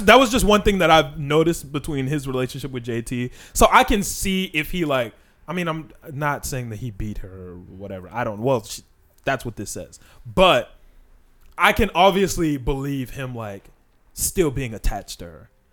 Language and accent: English; Chicago, Illinois, United States; We're also from Chicago